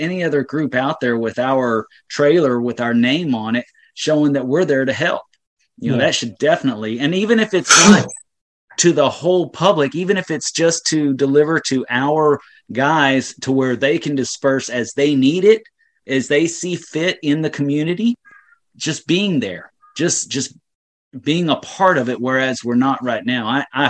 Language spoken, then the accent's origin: English; Louisville, Kentucky, United States; now in Texas, United States; I grew up in Louisville. I know that threat for real.